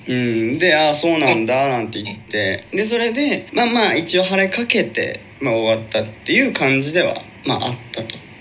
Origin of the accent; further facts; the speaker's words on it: Shimane, Japan; 僕ら一応島根県出身とは言ってますけど